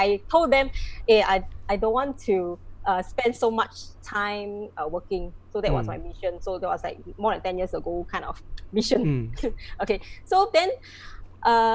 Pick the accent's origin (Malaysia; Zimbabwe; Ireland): Malaysia; moved away as an adult; also born or lived in Ipoh; now in Singapore; I'm from Malaysia. Right now, I'm already a Singapore citizen